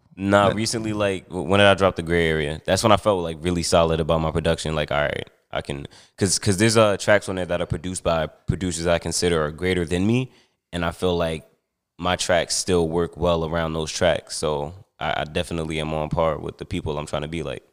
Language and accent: English; Newark, New Jersey, United States; also born or lived in Montclair, New Jersey / East Orange, New Jersey; although I was born and raised in Montclair, I spent, like, most of my childhood in Newark and East Orange